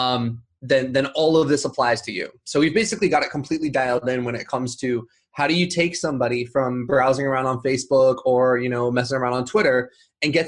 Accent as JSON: {"language": "English", "town": "Huntington Beach", "region": "California", "country": "United States", "tie": "born or raised there", "also_born_or_lived": "Los Angeles", "said": "I'm from Huntington Beach"}